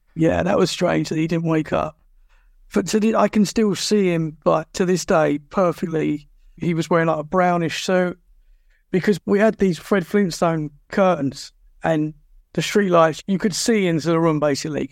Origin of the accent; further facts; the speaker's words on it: Essex, East of England, United Kingdom; moved away as an adult; now in Dorset, United Kingdom; I'm originally from Essex, which is just outside London.